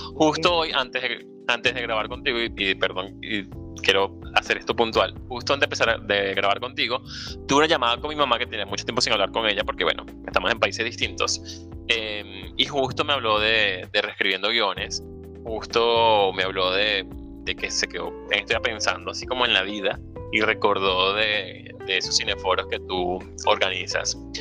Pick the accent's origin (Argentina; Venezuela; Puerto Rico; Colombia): Venezuela; La Victoria, Aragua; como ribense, eh, em, no sé si sea el gentilicio, pero espero que sea así. O como victoriano, o como victoriano